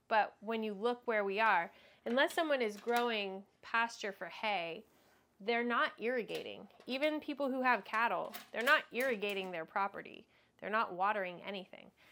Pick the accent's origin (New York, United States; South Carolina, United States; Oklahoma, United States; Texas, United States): Texas, United States; People don't move from Texas, we're Texans